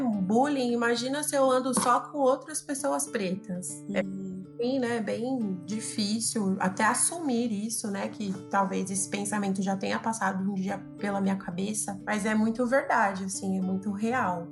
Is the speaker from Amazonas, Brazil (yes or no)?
no; São Paulo, Brazil; nasci na periferia, né, de São Paulo, um bairro chamado Americanópolis, fica aqui próximo ao Jabaquara.